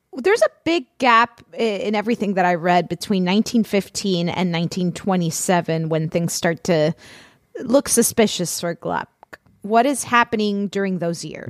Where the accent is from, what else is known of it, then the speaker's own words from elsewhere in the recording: Florida, United States; I'm from Florida.